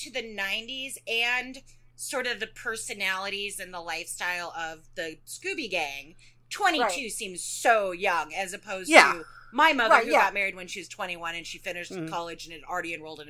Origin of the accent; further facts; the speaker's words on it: New Mexico, United States; I'm from New Mexico.